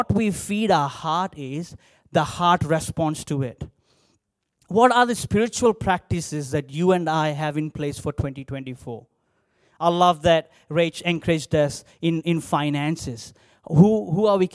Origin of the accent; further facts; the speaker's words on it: India; English is a second language; moved away as an adult; now in Australia; growing up in India